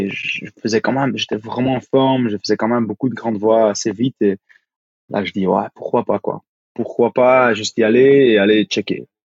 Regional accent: Flanders, Belgium; French is a second language; Ah oui. T'as pas entendu mon accent encore

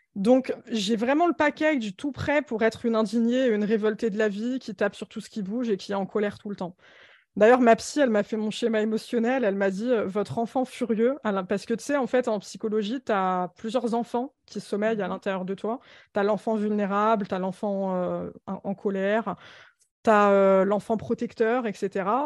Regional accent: Alfortville, Île-de-France, France; je suis née à Alfortville dans le 94, dans un bloc de 18 étages, HLM, insalubre

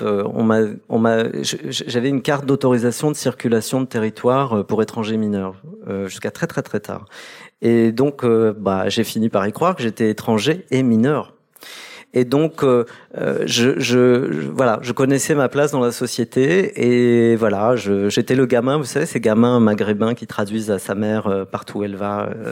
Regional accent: Caen, Normandy, France; moved away as an adult; also born or lived in Kabylie, Algeria / England; je suis né en Algérie, en Kabylie, dans les hameaux que, que Camus a visités 40 ans jour pour jour après sa visite. Et ensuite, dans le cas du regroupement familial, je me retrouve euh, dans, en Normandie

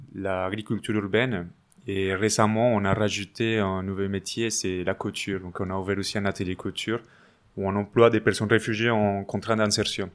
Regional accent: Medellín, Antioquia, Colombia; French is a second language; moved away as an adult; also born or lived in Paris, France; now in France; Je suis colombien, oui. Je viens de Medellín, la deuxième ville euh, en Colombie où j'étais étudiant en droit jusqu'à 2011

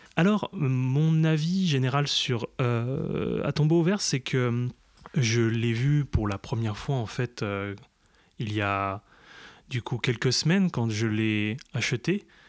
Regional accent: eastern France, France; on vient de l'Est de la France

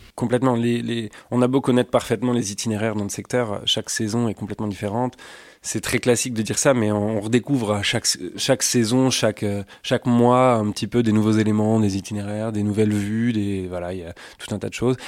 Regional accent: Suisse Normande, Normandy, France; j'ai grandi en Suisse normande

